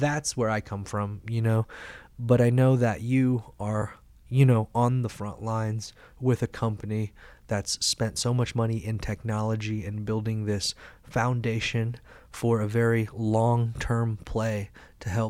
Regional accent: Carbondale, Illinois, United States; now in Colorado, United States; the college in my hometown, Carbondale, Illinois

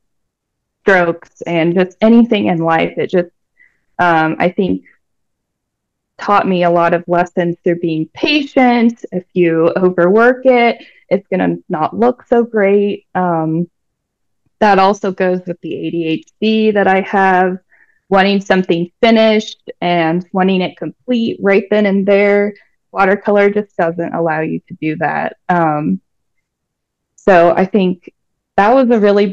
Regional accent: Denver, Colorado, United States; moved away as an adult; also born or lived in Brooklyn, New York; now in Albuquerque, United States; I was born and raised in Denver, Colorado

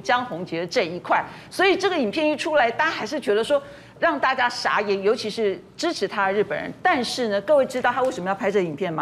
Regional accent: Taiwan; 我们台湾人也只能祝福她了

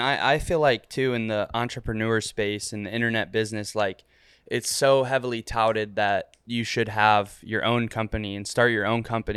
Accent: Ohio, United States; also born or lived in Florida; now in Miami, United States; I'm from a, like, a hundred thousand person city in Ohio

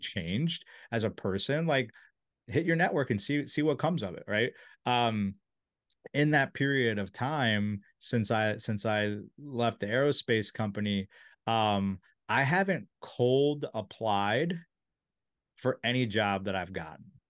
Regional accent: Silver Spring, Maryland, United States; I'm from Silver Spring. I grew up next to there

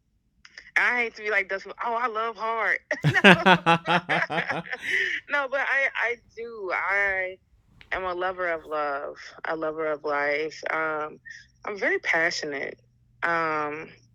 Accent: Alabama, United States; born and raised in Alabama, you know, as a dark-skinned black queer woman

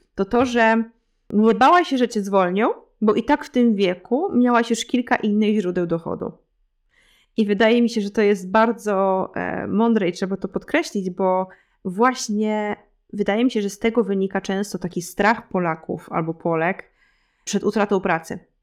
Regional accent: Lublin Voivodeship, Poland; moved away as an adult; now in Switzerland; ja pochodzę z Lubelskiego, e, też z małej miejscowości

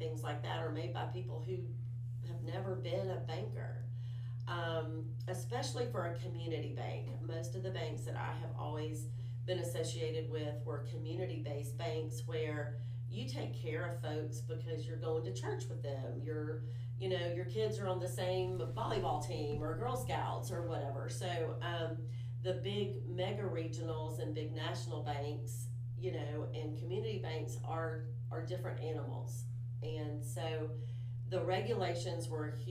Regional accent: Daphne, Alabama, United States; I grew up in Daphne, Alabama

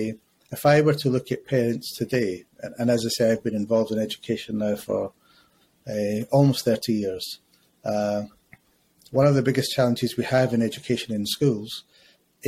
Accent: Glasgow, Scotland, United Kingdom; moved away as an adult; now in London, United Kingdom; I grew up in Scotland. I grew up in Glasgow.

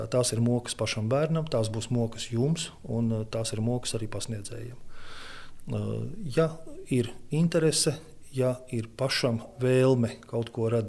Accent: Ventspils, Kurzeme, Latvia; now in Liepāja, Latvia; Pārcēlies es esmu, bet dzimis tāpatās es esmu pie jūras. Mana dzimtā pilsēta ir Ventspils, bet uh, pie liepājas man vienkārši nav jautājumu.

